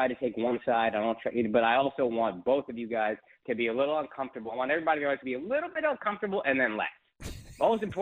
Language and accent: English; Dallas, Texas, United States; moved away; I grew up in Dallas